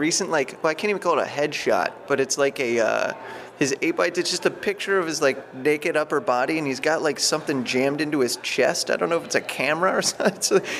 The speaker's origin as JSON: {"language": "English", "town": "Warren", "region": "Ohio", "country": "United States", "tie": "born or raised there", "moved": "yes", "said": "where I grew up in Warren, Ohio"}